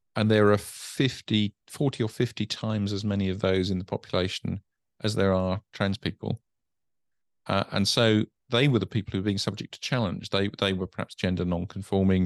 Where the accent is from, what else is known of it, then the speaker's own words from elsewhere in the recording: United Kingdom; being British